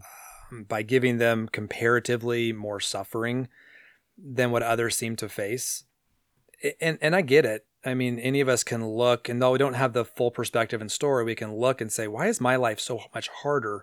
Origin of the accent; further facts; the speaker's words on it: San Diego, California, United States; When I was a kid growing up in San Diego